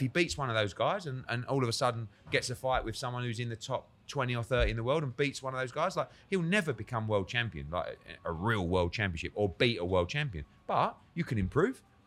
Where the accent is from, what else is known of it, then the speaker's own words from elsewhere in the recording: United Kingdom; I'm sort of there as a Brit